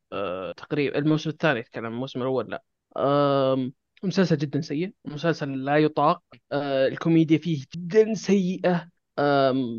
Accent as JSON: {"language": "Arabic", "country": "Saudi Arabia", "said": "عندنا بالسعوديه"}